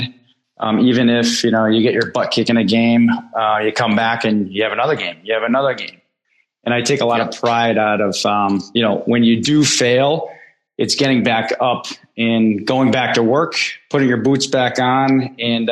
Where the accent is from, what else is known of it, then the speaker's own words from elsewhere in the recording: Bristol, Connecticut, United States; I grew up in Bristol, Connecticut